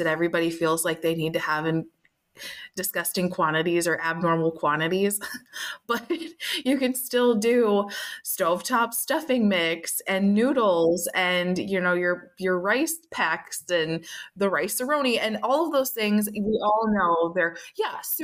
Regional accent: Minnesota, United States; I'm from Minnesota, and that's where Spam came from

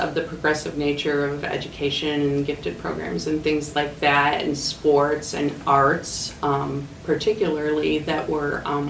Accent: Aurora, Illinois, United States; And I was born right here in Aurora, Illinois.

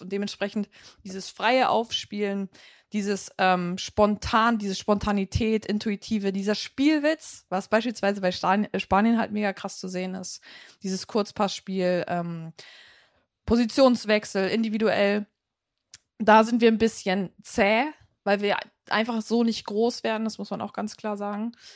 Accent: Germany; bei uns in Deutschland

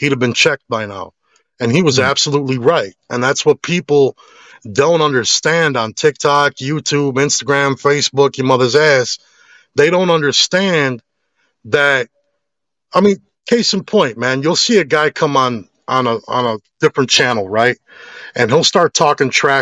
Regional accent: Chicago, Illinois, United States; growing up in Chicago, it made me tough

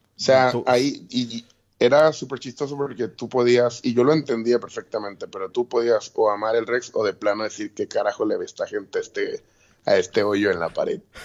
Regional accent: Mexico City, Mexico; moved away as an adult; now in Puerto Rico; yo soy de la Ciudad de México

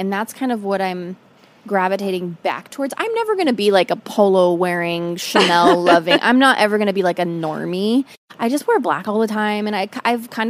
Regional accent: Portland, United States; I grew up in Portland.

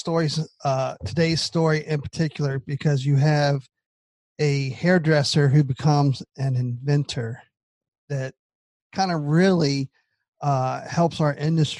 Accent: Southern United States, United States; us Southerners from the U.S.

